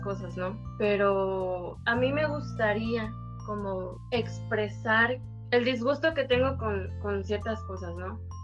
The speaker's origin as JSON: {"language": "Spanish", "town": "Córdoba", "region": "Veracruz", "country": "Mexico", "tie": "born or raised there", "moved": "yes", "lives_now": "Banderilla, Mexico", "said": "Nací en Córdoba, pero actualmente radico en Banderilla"}